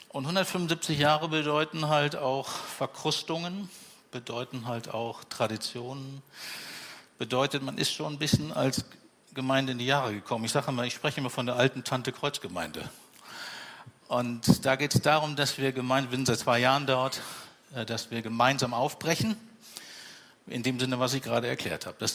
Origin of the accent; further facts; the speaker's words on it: Bavaria, Germany; born there; also born or lived in Siegen / Minden / Leverkusen / Hannover; now in Bremen, Germany; Bremen ist mein 13. Lebensort. Geboren in Franken, also in Bayern, und dann waren die Stationen